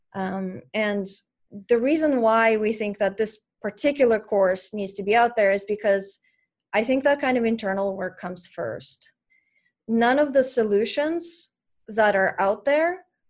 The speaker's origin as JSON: {"language": "English", "country": "Russia", "tie": "born or raised there", "moved": "yes", "said": "I grew up in Russia and we didn't have internet in my town"}